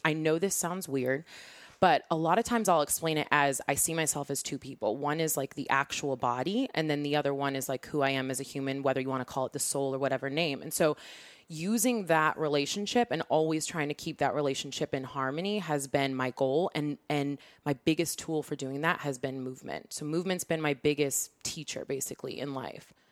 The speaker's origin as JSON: {"language": "English", "town": "Seattle", "region": "Washington", "country": "United States", "tie": "born or raised there", "said": "born and raised in Seattle"}